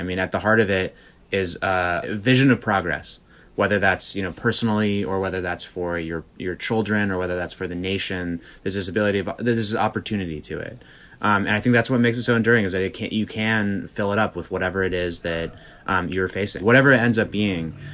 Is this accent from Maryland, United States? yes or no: no; Berkeley, California, United States; I grew up in Berkeley, not that far from uh, where the Black Panthers were founded